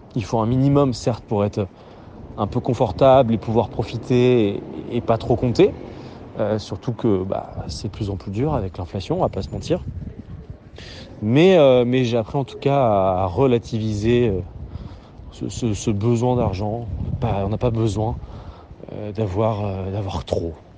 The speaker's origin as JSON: {"language": "French", "town": "Nancy", "region": "Grand Est", "country": "France", "tie": "born or raised there", "also_born_or_lived": "Lille", "moved": "as an adult", "lives_now": "Paris, France", "said": "j'ai grandi à Nancy."}